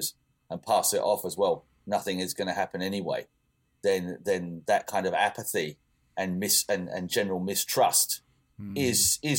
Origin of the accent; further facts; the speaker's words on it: England, United Kingdom; moved away as an adult; now in Denmark; I'm English